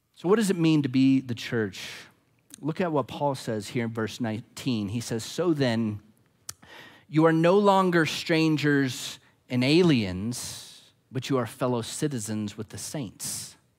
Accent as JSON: {"language": "English", "region": "Arizona", "country": "United States", "said": "I'm not an American first. I'm not an Arizonan first"}